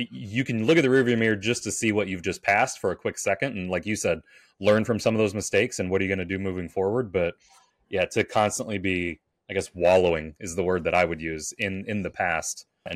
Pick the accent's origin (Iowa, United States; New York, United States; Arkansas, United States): Iowa, United States; my home state of Iowa